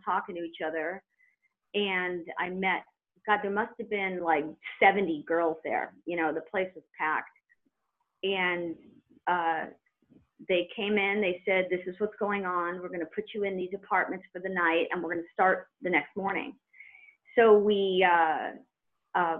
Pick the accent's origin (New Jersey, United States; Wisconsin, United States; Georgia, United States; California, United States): California, United States; Redondo Beach; also born or lived in Lawndale, California; I grew up in Redondo Beach